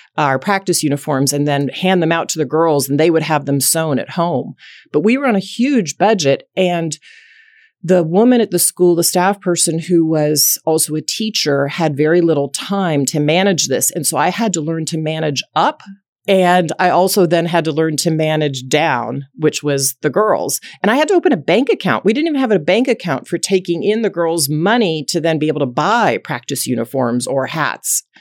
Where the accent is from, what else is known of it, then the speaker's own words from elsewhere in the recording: Dallas, Texas, United States; grew up in Dallas, Texas, and raised by two very loving parents